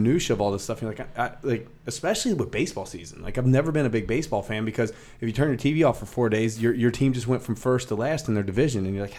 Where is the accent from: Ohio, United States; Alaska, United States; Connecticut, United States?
Ohio, United States; Cincinnati; I'm a kid from Cincinnati